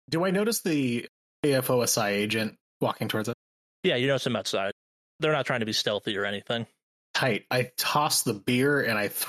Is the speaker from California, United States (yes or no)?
yes; California, United States; As a Californian